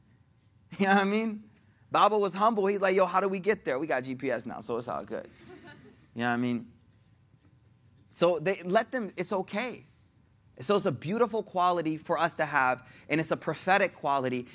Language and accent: English; Buffalo, New York, United States; moved away; I'm from Buffalo